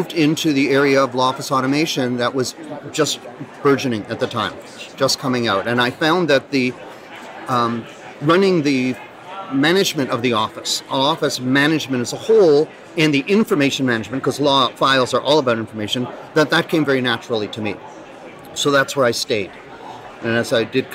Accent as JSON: {"language": "English", "town": "Ottawa", "region": "Ontario", "country": "Canada", "said": "I am Canadian. Yeah, I'm from Ottawa."}